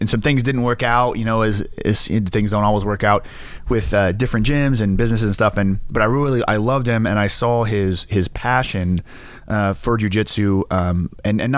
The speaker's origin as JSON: {"language": "English", "region": "Kansas", "country": "United States", "also_born_or_lived": "Kentucky / North Carolina", "moved": "yes", "said": "I am from Kansas."}